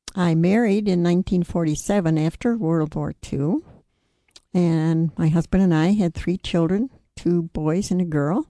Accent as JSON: {"language": "English", "region": "New York", "country": "United States", "tie": "born or raised there", "said": "I grew up in New York State"}